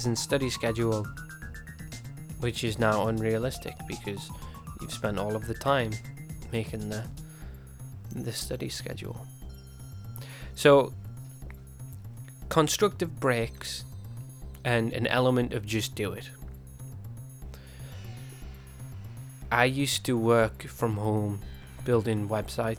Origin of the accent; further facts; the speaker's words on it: England, United Kingdom; being English